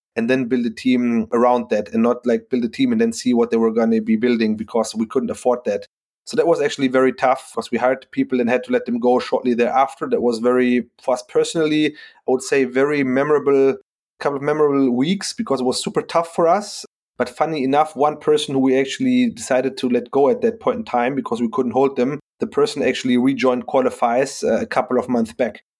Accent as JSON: {"language": "English", "town": "Frankfurt", "region": "Hesse", "country": "Germany", "said": "I'm from Frankfurt"}